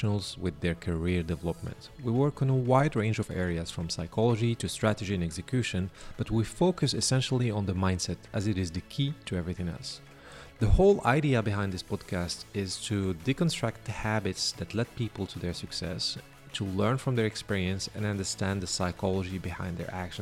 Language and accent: English; Morocco; We're both from there.